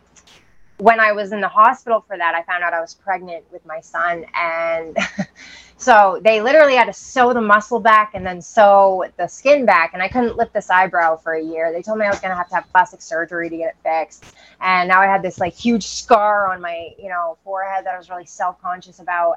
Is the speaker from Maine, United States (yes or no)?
yes; Maine, United States; I grew up in Maine